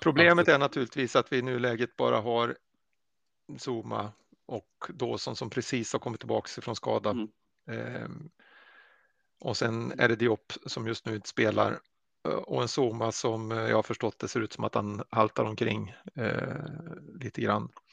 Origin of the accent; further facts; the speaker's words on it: Sweden; som svenskar